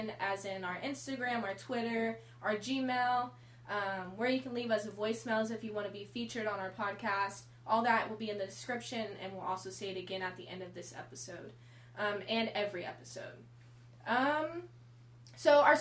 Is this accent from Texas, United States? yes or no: yes; Texas, United States; We're two girls from Texas